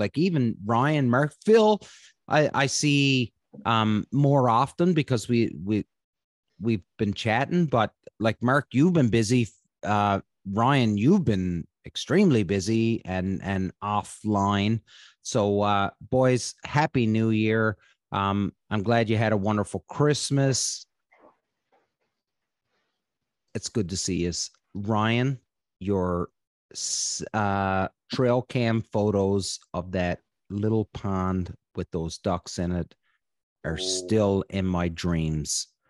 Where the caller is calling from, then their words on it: Odessa, Ontario, Canada; And I'm coming from Odessa, Ontario.